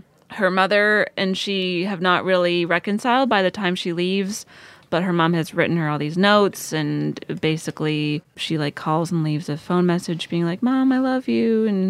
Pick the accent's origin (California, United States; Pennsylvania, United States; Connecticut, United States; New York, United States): Pennsylvania, United States; rural; I grew up in a small town in rural Pennsylvania, graduated only a year after Lady Bird's character did.